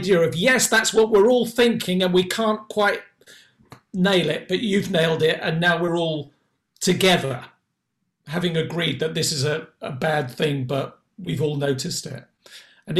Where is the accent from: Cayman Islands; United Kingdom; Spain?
United Kingdom; England; as English people or Anglo-Saxons or whatever we are